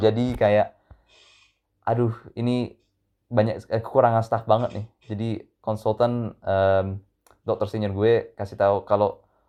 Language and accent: Indonesian; London, United Kingdom; also born or lived in Indonesia; saya lahir di Indonesia waktu uh, tapi udah di London sejak umur setahun uh, karena pindah bareng keluarga ya sejak itu saya SD SMP SMA di London total